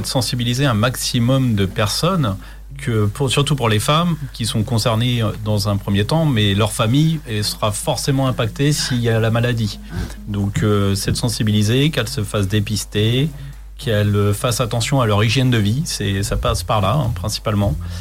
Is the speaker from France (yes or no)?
yes; Chartres, Centre-Val de Loire, France; moved away as an adult; now in Le Perray-en-Yvelines, France; je ne suis pas originaire d'ici. Je suis de Chartres, en Eure-et-Loire